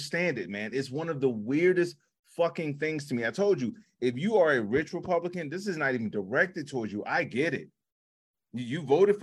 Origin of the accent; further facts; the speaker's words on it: Chicago, Illinois, United States; moved away; I came from Chicago